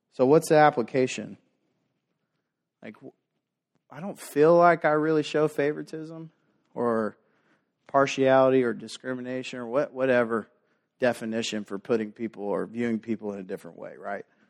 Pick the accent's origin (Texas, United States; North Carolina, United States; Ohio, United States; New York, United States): Texas, United States; Dallas; growing up in South Dallas